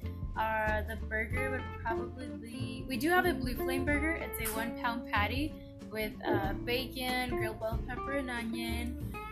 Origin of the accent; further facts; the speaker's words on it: Fireball, United States; I grew up here in Fireball. I'm 21, and I don't know what it is like to live out of Fireball